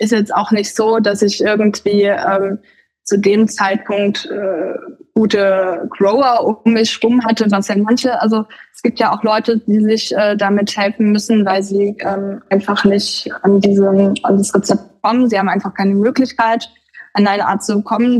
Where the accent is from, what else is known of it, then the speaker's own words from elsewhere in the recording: the former GDR, East Germany, Germany; ich komme ja aus dem Gebiet der ehemaligen DDR